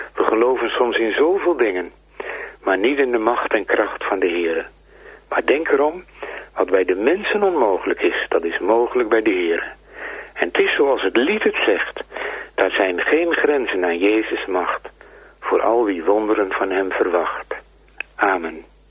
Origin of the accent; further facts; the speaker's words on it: Netherlands; wij als Nederlanders waren vroeger heidenen